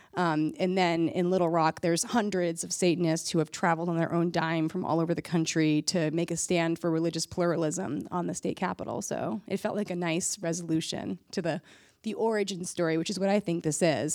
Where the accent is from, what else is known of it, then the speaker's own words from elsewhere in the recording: Massachusetts, United States; where I grew up in Massachusetts